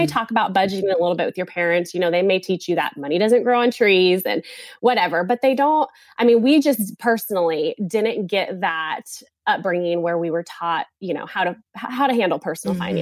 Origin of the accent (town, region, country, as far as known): California, United States; moved away as an adult; now in South Carolina, United States